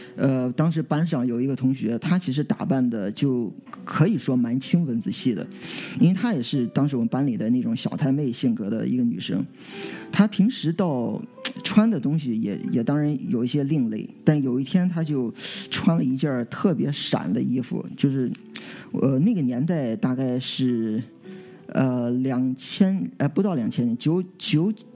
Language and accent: Chinese; Qingdao, Shandong, China; moved away as an adult; 我从小到大这段时间呢， 都是在，呃， 就是青岛，其实我在家乡长大， 呃， 直到后来大学之后才出国